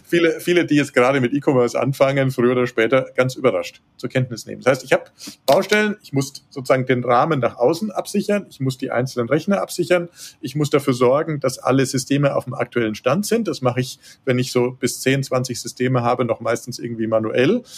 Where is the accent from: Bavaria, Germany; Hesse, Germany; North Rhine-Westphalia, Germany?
Bavaria, Germany; Würzburg; moved away as an adult; also born or lived in Munich; now in Tegernsee, Germany; bin gebürtiger Würzburger, ich bin äh, auch aufgewachsen da in der Gegend